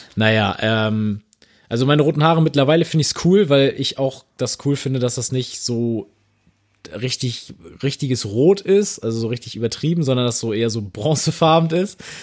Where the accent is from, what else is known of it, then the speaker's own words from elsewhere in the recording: Northern Germany, Germany; Also als Norddeutscher